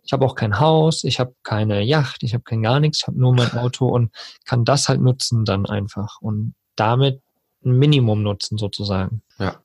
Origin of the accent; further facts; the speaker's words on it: Germany; hier bei uns in Deutschland